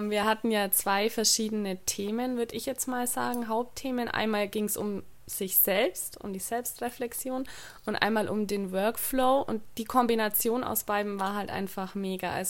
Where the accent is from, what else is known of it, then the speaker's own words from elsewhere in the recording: Bavaria, Germany; ich komme aus dem Allgäu